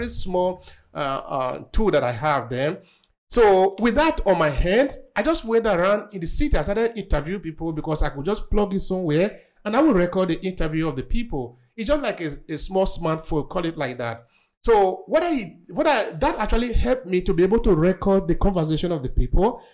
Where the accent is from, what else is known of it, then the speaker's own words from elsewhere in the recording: Nigeria; moved away as an adult; now in Verona, Italy; I'm originally from Nigeria, but I'm living in the northern city of Italy, which is called Verona